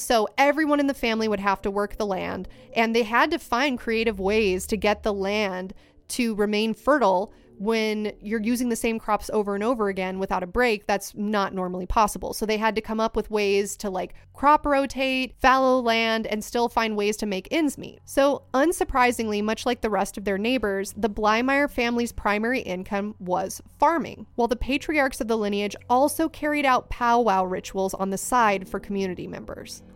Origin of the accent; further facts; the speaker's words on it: Ventura, California, United States; I was from Ventura area